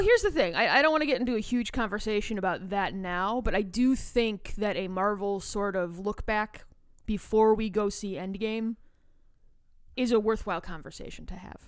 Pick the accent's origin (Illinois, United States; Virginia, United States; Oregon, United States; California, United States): Illinois, United States; Chicago; I'm from Chicago